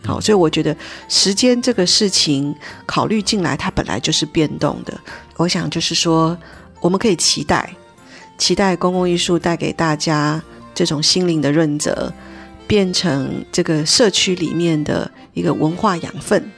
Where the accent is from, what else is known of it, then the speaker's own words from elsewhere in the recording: Taiwan; 我们台湾人